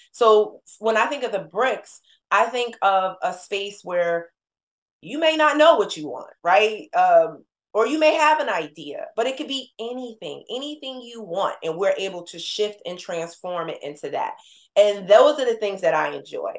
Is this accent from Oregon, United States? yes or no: no; New Jersey, United States; moved away; we're from Jersey